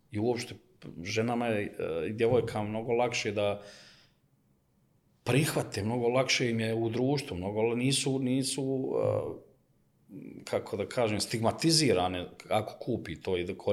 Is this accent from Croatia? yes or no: no; Sarajevo, Federation of Bosnia and Herzegovina, Bosnia & Herzegovina; now in Belgrade, Serbia; Mislim, i ja sam iz Sarajeva, mi smo svi od ozdo i igrom slučaja u onom nesretnim ratovima smo razbacane svuda po svijetu, tako sam ja završio u Beogradu